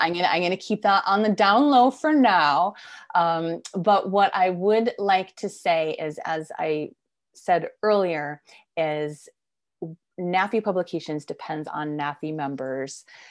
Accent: East Coast, United States; moved away; I'm originally from the East Coast, so I was visiting family in Connecticut

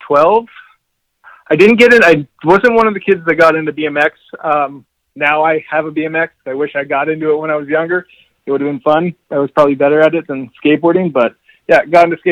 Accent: Airdrie, Alberta, Canada; also born or lived in Yellowknife, Northwest Territories; I'm from a little town called Airdrie, Alberta, in Canada. It's about 15 minutes north of Calgary, Alberta. I was born in Yellowknife, Northwest Territories.

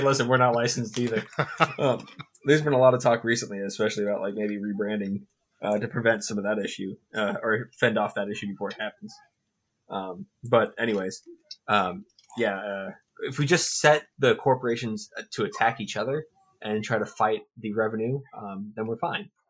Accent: Central Florida, United States; moved away as an adult; also born or lived in Atlanta, Georgia; now in Orlando, United States; I, I, was born and raised pretty close to Central Florida. Lived in Atlanta for um, past 10, 12 years

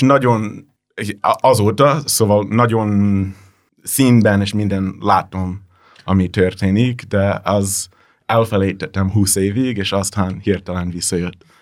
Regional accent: New Jersey, United States; Hungarian is a second language; moved away; én New Jersey-ben nőttem fel

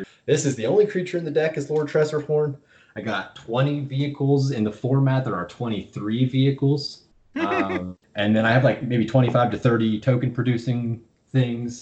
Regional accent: Pennsylvania, United States; we're from Pennsylvania

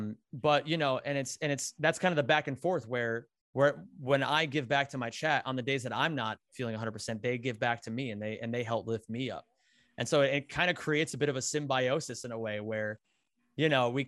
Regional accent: Pennsylvania, United States; I grew up in Backwoods, Pennsylvania, Northeastern PA, like 45 minutes out from Scranton.

